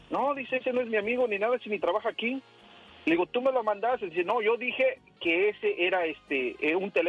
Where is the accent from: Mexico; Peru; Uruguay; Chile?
Mexico; Puebla; yo no sabía nada de eso. Yo, la verdad, vengo de Puebla